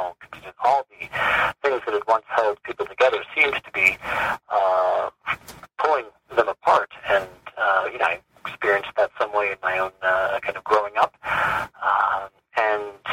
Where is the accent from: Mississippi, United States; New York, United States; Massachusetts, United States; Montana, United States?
New York, United States; Rochester; also born or lived in Newburgh, New York; I was born in Newburgh, New York, but pretty much grew up in Rochester, New York. Childhood and teen years